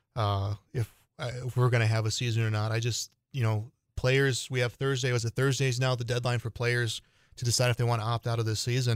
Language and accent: English; Illinois, United States; moved away; my home state of Illinois